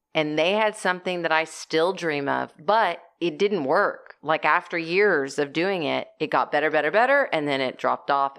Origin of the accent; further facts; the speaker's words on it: Corpus Christi, Texas, United States; we grew up in Corpus Christi, Texas